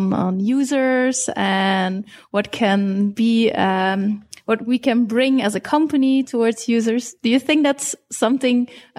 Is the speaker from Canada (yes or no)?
no; Belgium; Like we are from Europe, from Belgium, actually.